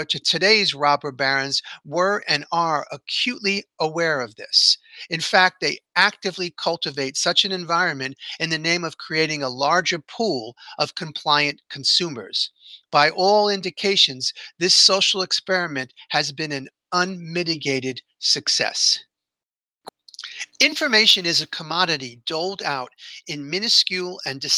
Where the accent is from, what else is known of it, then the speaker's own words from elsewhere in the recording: New York City, New York, United States; I grew up blue collar in New York City